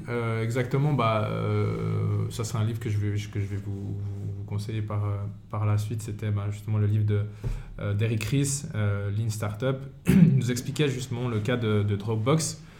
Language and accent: French; Fribourg, Switzerland; moved away as an adult; now in Valais, Switzerland; je suis fribourgeois de base. Je suis venu en Valais